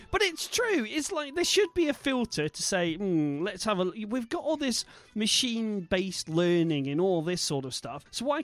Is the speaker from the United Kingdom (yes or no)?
yes; Bristol, South West England, United Kingdom; accent: Bristol; that lets out my Bristol accent.